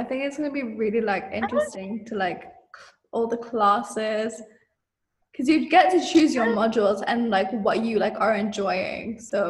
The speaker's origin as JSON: {"language": "English", "country": "Malaysia", "moved": "yes", "lives_now": "United Kingdom", "said": "So like me and Joanna say we're British because we're in the UK. We know we're fucking Malaysian."}